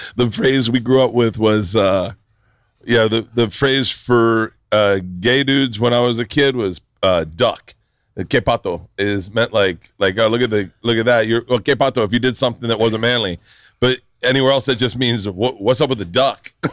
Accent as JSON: {"language": "English", "region": "Florida", "country": "United States", "tie": "born or raised there", "said": "I grew up in Florida"}